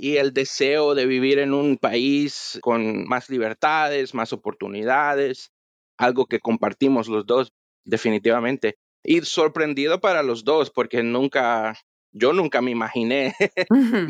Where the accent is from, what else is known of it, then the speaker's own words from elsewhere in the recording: Miami, Florida, United States; also born or lived in Honduras / Baja California, Mexico / Los Angeles, California; yo también nací en Honduras, pero mi mamá me trajo a, a Miami cuando yo tenía como cuatro años